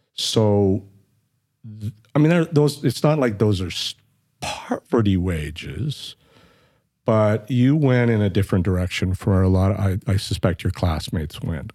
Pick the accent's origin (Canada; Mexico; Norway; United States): Canada; Flin Flon, Manitoba; now in Edmonton, Canada; I was born in Flin Flon, Manitoba, which is, uh, way north of Winnipeg and on the border of Saskatchewan, and it's a mining